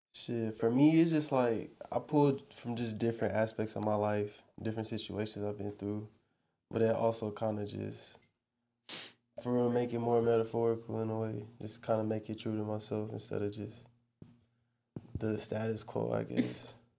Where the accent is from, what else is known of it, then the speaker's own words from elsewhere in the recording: Georgia, United States; now in Texas, United States; I'm not from Texas. I'm from Georgia